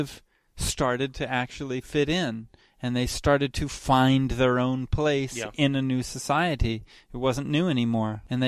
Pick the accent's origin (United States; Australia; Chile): Chile; born there; I was born in Chile, where my parents had just moved.